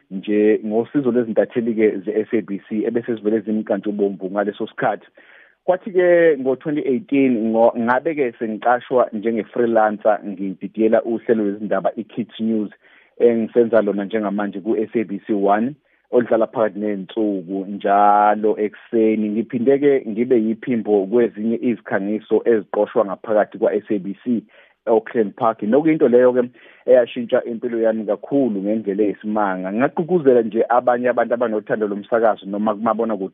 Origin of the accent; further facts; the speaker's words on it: Mtubatuba, KwaZulu-Natal, South Africa; moved away as an adult; now in Johannesburg, South Africa; lo insizwe neminyaka ewu30 nje ngizalelwe ngakhulela eMtubatuba endaweni yasemakhaya